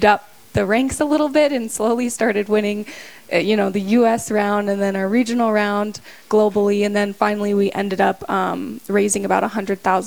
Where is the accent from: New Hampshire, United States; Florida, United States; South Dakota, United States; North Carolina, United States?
South Dakota, United States; Rapid City; I grew up in Rapid City, South Dakota, and once I get married next year, I'll be moving to Bismarck, North Dakota